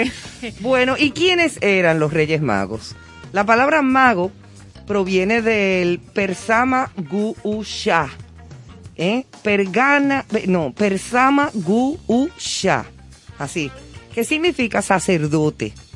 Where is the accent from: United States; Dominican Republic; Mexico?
Dominican Republic; Aquí todavía, todavía en nuestro país, sigue siendo eh, como un toque de queda